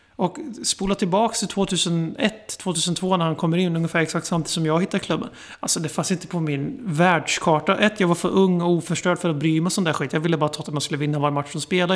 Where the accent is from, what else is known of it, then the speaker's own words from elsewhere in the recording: Sweden; sitter vi som svenskar i Sverige